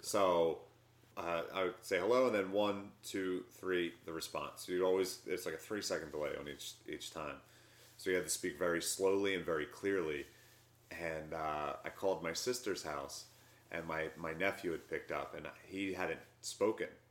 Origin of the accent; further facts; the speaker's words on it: Philadelphia, Pennsylvania, United States; I grew up in Southwest Philly.